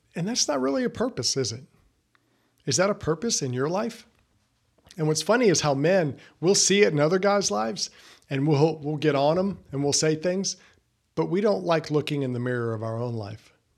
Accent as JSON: {"language": "English", "region": "the South", "country": "United States", "tie": "born or raised there", "said": "I grew up in the South"}